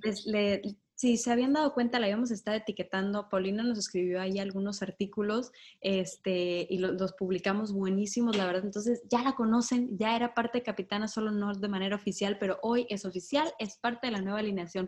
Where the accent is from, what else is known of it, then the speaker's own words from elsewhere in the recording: Sinaloa, Mexico; Soy de Sinaloa